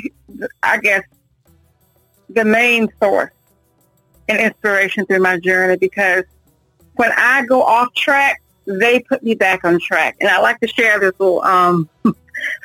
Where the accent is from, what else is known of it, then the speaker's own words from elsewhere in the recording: Virginia, United States; now in North Carolina, United States; I'm originally from Virginia. I moved to North Carolina in 1998.